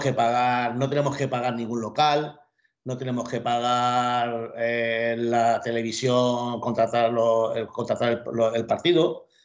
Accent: Mallorca, Balearic Islands, Spain; soy de Mallorca

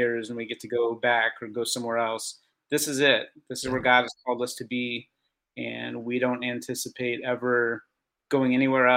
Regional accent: St. Louis, Missouri, United States; moved away as an adult; also born or lived in California; now in Bulgaria; I grew up in St. Louis, lifelong St. Louis person, other than 1 year in California

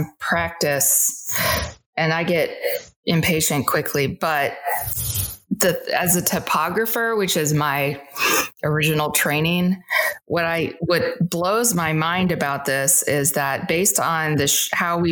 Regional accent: Midwest, United States; I'm from the Midwest

